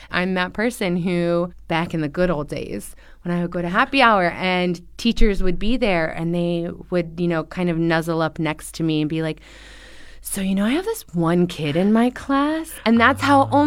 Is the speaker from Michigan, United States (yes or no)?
no; California, United States; Because I'm originally from Southern California.